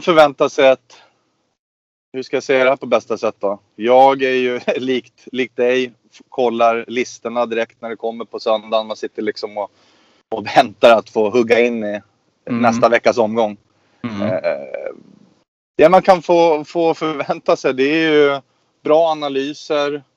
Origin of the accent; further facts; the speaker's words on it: Östersund, Jämtland, Sweden; uppe i Östersund där vi kommer ifrån